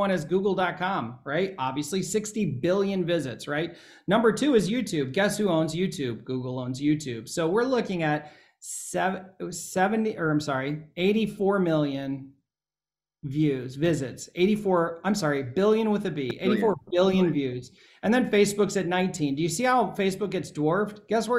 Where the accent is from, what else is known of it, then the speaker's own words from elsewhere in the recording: Ohio, United States; I'm from Ohio. We say niche